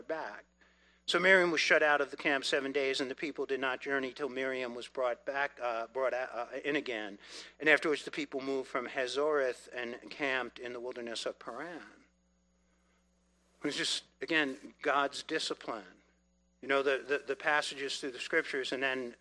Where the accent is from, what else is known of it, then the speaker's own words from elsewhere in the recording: New York City, New York, United States; I grew up in New York City. We were Italian family